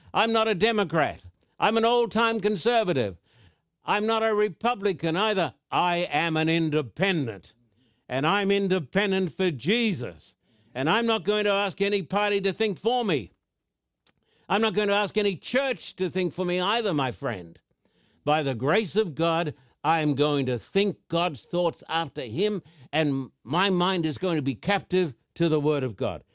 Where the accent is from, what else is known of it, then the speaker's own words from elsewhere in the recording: Thousand Oaks, California, United States; my hometown of Thousand Oaks